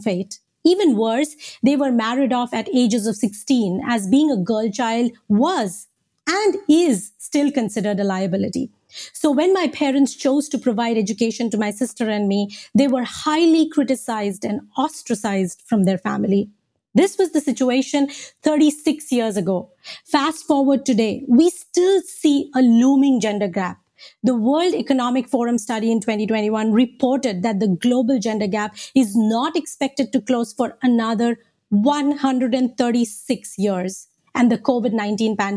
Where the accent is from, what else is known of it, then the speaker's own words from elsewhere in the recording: India; moved away; I was born and raised in India